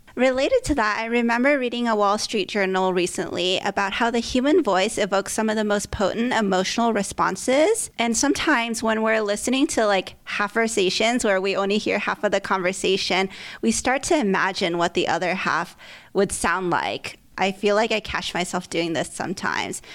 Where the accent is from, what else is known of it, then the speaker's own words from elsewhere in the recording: California, United States; moved away; I grew up in California and lived in various cities across the states